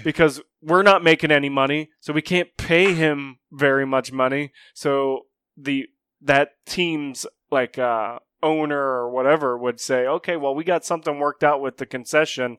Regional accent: Morgantown, United States; moved away; We actually drove back to my hometown

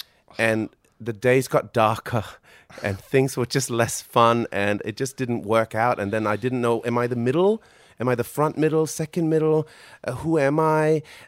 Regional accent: Solomon Islands; growing up in the Solomon Islands.

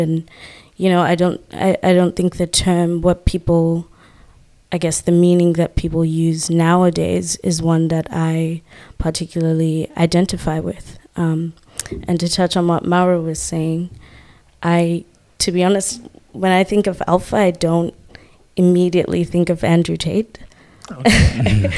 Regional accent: Zimbabwe; now in Australia; I'm from Zimbabwe.

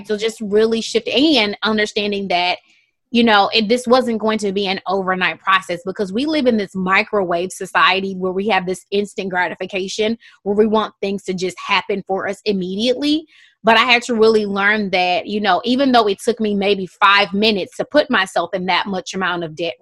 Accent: Houston, Texas, United States; moved away as an adult; also born or lived in Qatar; And I'm from Houston, Texas

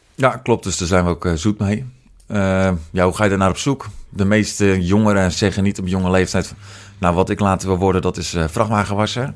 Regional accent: Netherlands; moved away as an adult; also born or lived in United States / Roosendaal; now in Etten-Leur, Netherlands; geboren in Amerika, opgegroeid in uh, eh, Lamuiden

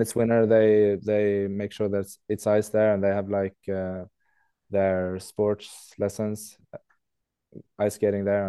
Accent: Leksand, Dalarna County, Sweden; moved away as an adult; also born or lived in England; now in Skellefteå, Sweden; I'm actually born in England, so we moved to Sweden and Leksand when I was four years old

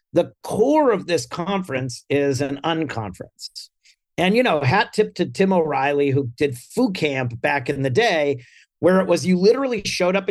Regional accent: Hollis, New Hampshire, United States; I grew up in Hollis, New Hampshire, and I was in pep band

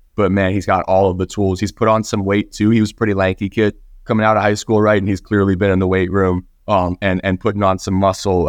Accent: Norfolk, Virginia, United States; I grew up in Norfolk, and my mom teaches at O D U

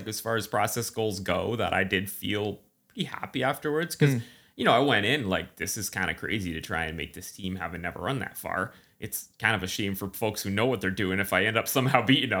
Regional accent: East Coast, United States; I mean, I grew up in the East Coast humidity, but I'd been away for long enough that my body didn't know what it was doing.

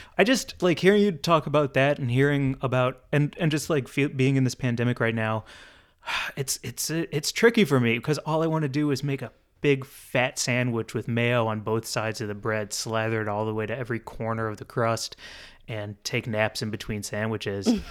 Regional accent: United States; as an American

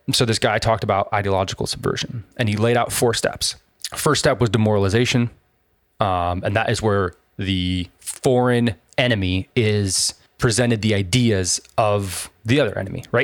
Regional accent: San Diego, California, United States; I was born and raised in San Diego

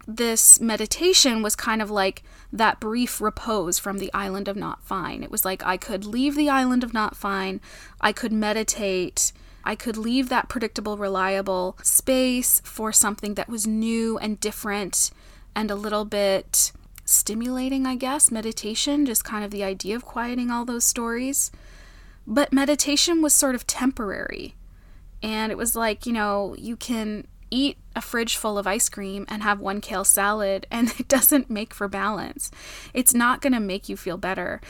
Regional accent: Canada; I'm Canadian

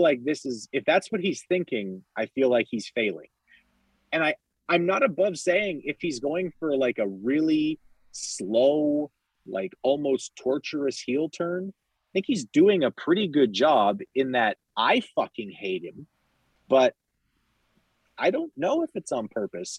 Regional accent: Canada; I'm Canadian

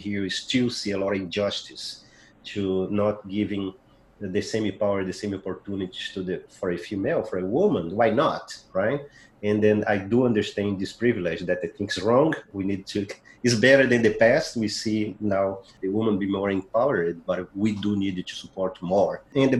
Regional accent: Brazil; English is a second language; I'm African South American, because I'm from South America

